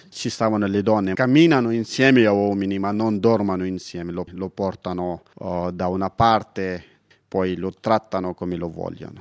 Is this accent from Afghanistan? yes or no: yes; Paktia, Afghanistan; Italian is a second language; moved away as an adult; now in Italy; vengo dall'Afghanistan. La mia provincia, che si chiama Paktia